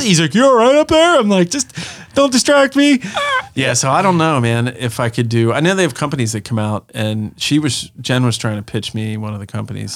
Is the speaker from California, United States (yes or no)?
no; Pennsylvania, United States; we were very rural uh, growing up in Pennsylvania.